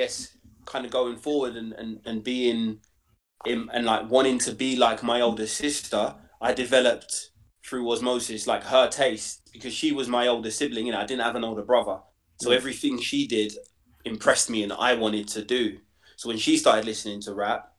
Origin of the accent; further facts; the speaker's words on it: London, United Kingdom; I grew up in Stoke Newington, and then the kind of Hoxton end of Hackney.